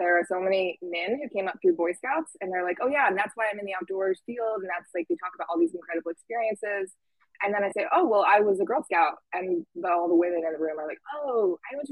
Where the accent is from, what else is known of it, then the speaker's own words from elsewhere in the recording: Iowa, United States; moved away as an adult; now in Bellingham, United States; I am originally from Iowa. I lived there for 18 years, was born there, and now I am calling in from Bellingham, Washington